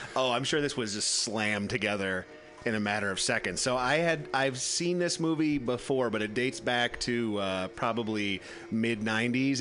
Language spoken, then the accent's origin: English; Midwest, United States; I grew up in the Midwest